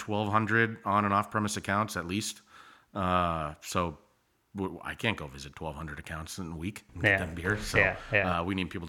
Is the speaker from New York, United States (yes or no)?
no; Hampton, New Hampshire, United States; moved away as an adult; also born or lived in Clemson; now in Charleston, United States; So I grew up in New Hampshire, actually. New Hampshire has 18 beautiful miles of coastline. And my town was right on that, about 40 minutes north of Boston, Hampton Beach.